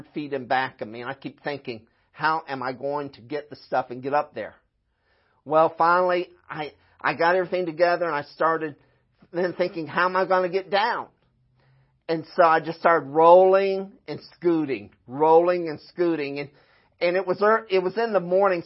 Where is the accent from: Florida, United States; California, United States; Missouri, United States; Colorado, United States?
Florida, United States; moved away; also born or lived in Midwest; I'm from Florida